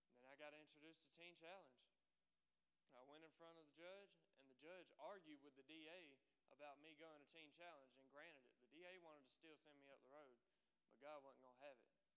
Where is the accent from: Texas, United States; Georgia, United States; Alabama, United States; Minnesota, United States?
Alabama, United States; Dothan; I'm from Dothan, Alabama. If nobody knows where that's at, it's down at the very bottom